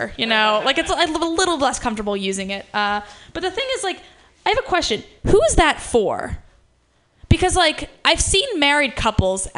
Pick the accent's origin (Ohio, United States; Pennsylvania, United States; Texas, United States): Ohio, United States; now in San Francisco, United States; one of the few people in my hometown that weren't like racist conservatives